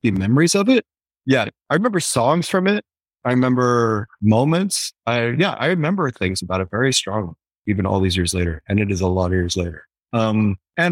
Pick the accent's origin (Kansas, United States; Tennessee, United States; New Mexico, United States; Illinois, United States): Illinois, United States; outside Chicago; Chicago, where I grew up outside Chicago